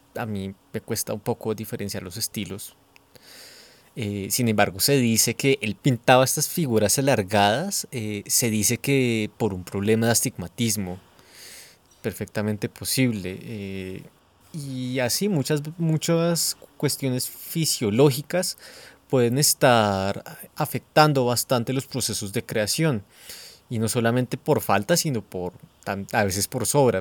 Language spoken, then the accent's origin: Spanish; Bogotá, Colombia; como bogotano disfrutamos tal vez más eh, expresiones de Estados Unidos que de Villavicencio